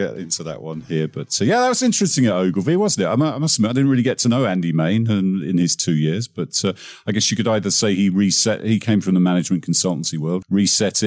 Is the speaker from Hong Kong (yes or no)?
no; England, United Kingdom; I'm English